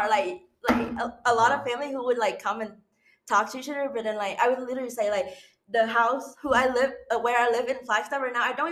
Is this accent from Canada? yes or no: no; Ho Chi Minh City, Vietnam; English is a second language; I was born and raised in Ho Chi Minh City, which is like a biggest city in Vietnam, mm-hmm. and they have like a lot of skyscraper and, and tall building